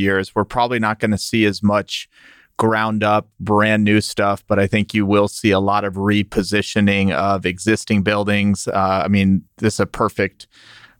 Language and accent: English; Texas, United States; I'm down here in Texas